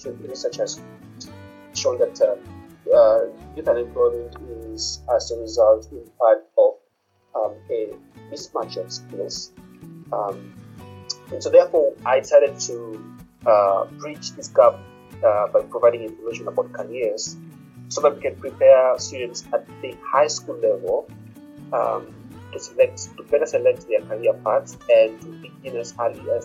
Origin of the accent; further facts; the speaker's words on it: Kenya; also born or lived in University of Pennsylvania, United States; I'm a Kenyan, and I live in Nairobi.